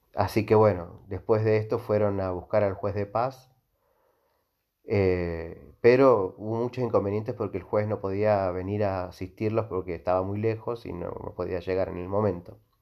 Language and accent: Spanish; Mendoza, Argentina; nosotros los mendocinos, incluyo porque eh, yo, yo soy de Mendoza